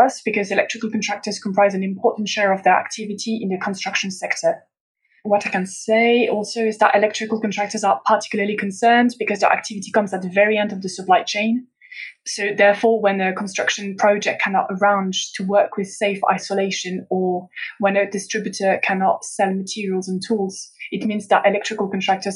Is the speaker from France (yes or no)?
yes; France; moved away as an adult; now in Brussels, Belgium; I come from France, but I've been working in Brussels for the past 4 years